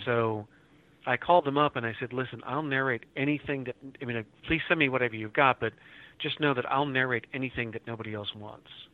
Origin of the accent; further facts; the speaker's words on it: Oklahoma City, Oklahoma, United States; also born or lived in Moore, Oklahoma; I grew up in Oklahoma City and in Moore, Oklahoma, just south, south of the city, and went to school down here